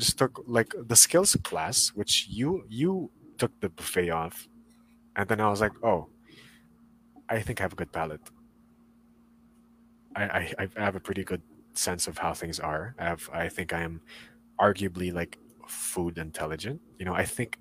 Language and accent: English; Philippines; as a Filipino national